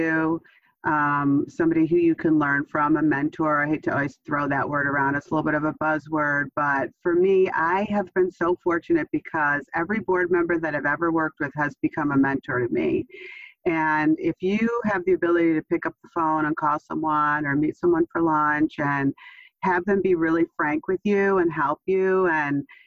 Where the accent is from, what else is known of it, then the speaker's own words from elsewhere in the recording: New Jersey, United States; also born or lived in Chicago area; now in Chicago, United States; I grew up in New Jersey